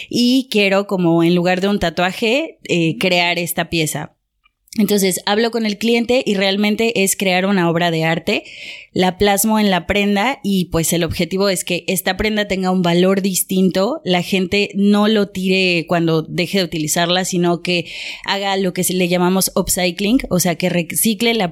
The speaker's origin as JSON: {"language": "Spanish", "country": "Mexico", "moved": "as an adult", "lives_now": "Paris, France", "said": "soy una artista mexicana, tiene siete años que vivo en París y llegué a París porque venía a hacer una maestría de marketing"}